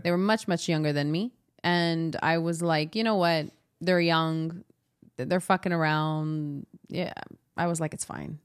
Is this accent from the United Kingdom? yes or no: no; Montreal, Quebec, Canada; I'm from the West Island